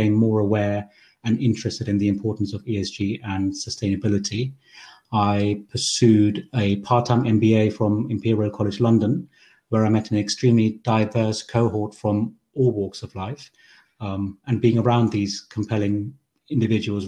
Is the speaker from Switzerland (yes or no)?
no; Germany; moved away as an adult; also born or lived in Sri Lanka; now in United Kingdom; We arrived in Germany as refugees when I was 3 years old, and I've lived there for 15 years before we moved again to the UK.